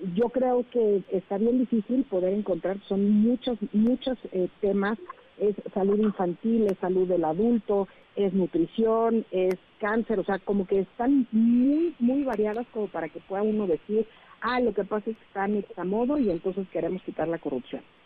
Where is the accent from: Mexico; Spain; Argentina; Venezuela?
Mexico; nosotros como mexicanos